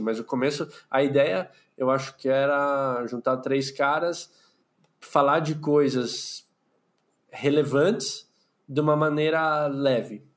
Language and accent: Portuguese; São Paulo, Brazil; eu moro em São Paulo, eu sou de São Paulo, capital, nasci aqui, vivo aqui